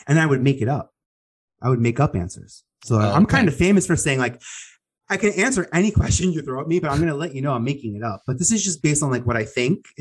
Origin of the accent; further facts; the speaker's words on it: New York City, New York, United States; I was a boy from Staten Island